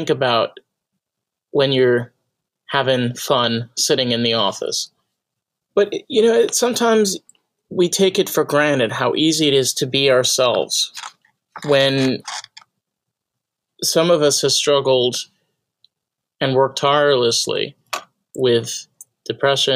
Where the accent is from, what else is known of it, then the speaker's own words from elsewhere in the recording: New York, United States; I grew up in New York